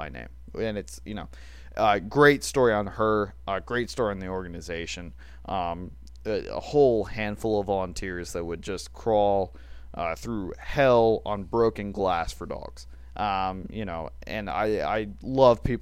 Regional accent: Alabama, United States; we're from Alabama

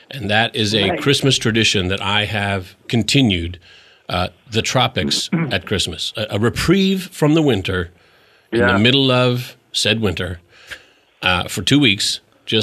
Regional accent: Edmonton, Alberta, Canada; I grew up in Canada

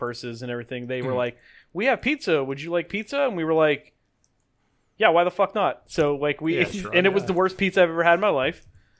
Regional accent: Pittsburgh, Pennsylvania, United States; Pittsburgh food, like, and this isn't because I'm a homer.

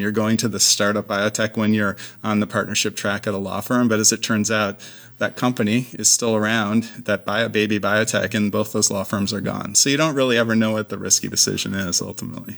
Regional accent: Clarence, New York, United States; moved away as an adult; also born or lived in Berkeley, California; now in Seattle, United States; I'm from upstate New York originally, outside of Buffalo. So, uh, spent my whole childhood there, basically

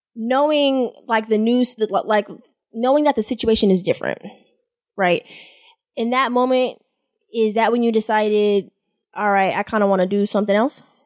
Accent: Boston, Massachusetts, United States; I've never stayed anywhere outside of my hometown, Boston

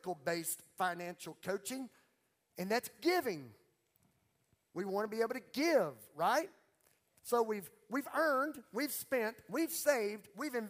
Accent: Beauregard Parish, Louisiana, United States; I'm from Beauregard, Paris, Louisiana

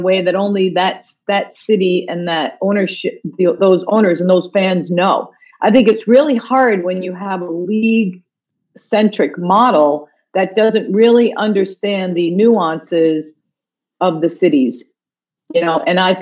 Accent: United States; moved away as an adult; now in Toronto, Canada; I'm an American

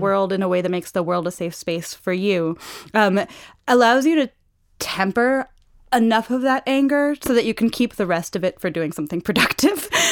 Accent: New York City, New York, United States; moved away as an adult; also born or lived in Paris; I have a French mother, but I grew up in New York City.

